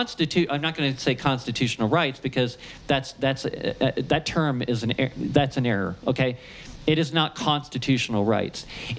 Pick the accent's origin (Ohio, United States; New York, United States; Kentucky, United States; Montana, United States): Ohio, United States; I'm from Ohio, you know, I can't pronounce words like that.